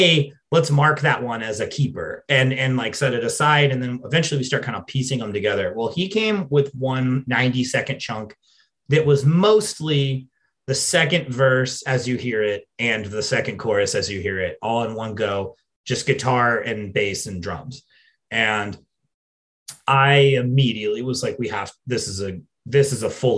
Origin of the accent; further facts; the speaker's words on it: England, United Kingdom; an English person